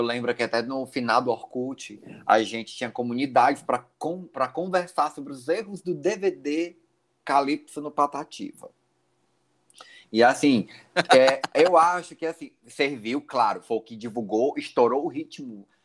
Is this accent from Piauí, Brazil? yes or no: yes; Teresina, Piauí, Brazil; Teresina, Piauí